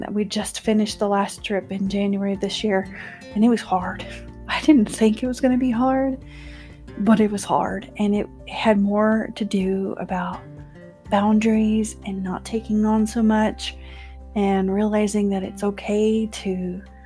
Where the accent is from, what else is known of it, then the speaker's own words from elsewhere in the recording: Texas, United States; moved away as an adult; now in West Texas, United States; I live in West Texas. That's not where I'm originally from. I am from Texas, but not here